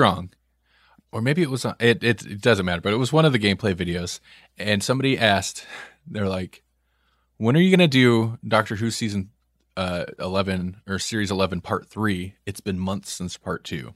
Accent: Nebraska, United States; we're from Nebraska

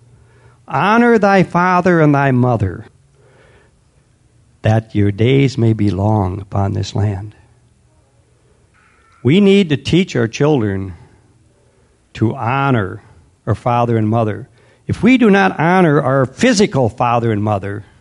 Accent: United States; we as an American culture

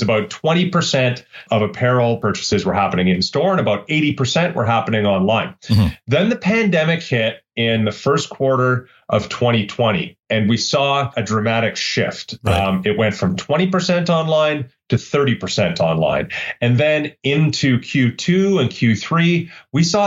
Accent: Canada; as Canadian consumers

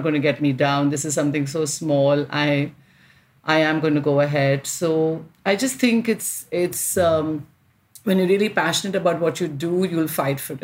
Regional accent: India; I'm an Indian fashion designer

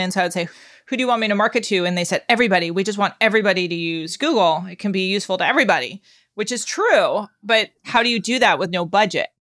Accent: Palo Alto, California, United States; When I grew up, nobody knew where Palo Alto was

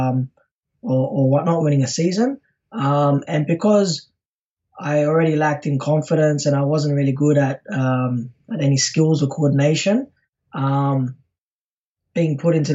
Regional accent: Sydney, New South Wales, Australia; I'm from Sydney, Australia

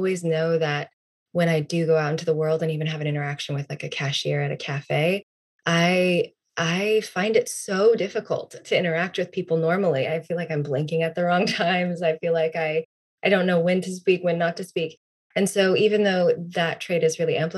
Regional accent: South Bend, Indiana, United States; moved away as an adult; my hometown

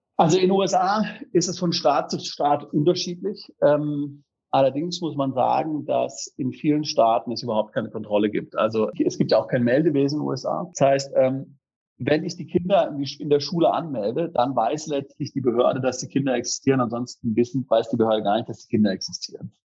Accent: Freiburg, Baden-Württemberg, Germany; wir sind da in der Freiburger Spießigkeit aufgewachsen

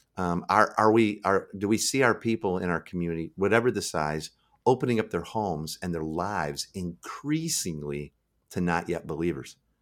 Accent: Midwest, United States; now in Seattle, United States; I live in Seattle now. I'm from the Midwest originally.

